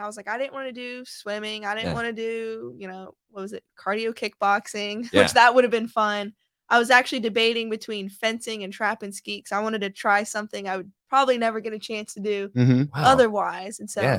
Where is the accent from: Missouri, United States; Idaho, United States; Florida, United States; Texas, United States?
Texas, United States; Austin; also born or lived in Dayton, Ohio; I'm a military brat. My mom and dad are retired Air Force. And so I was born in Dayton, Ohio. And then when I was little, I moved to Austin, Texas, and I pretty much grew up there, raised there, and graduated high school.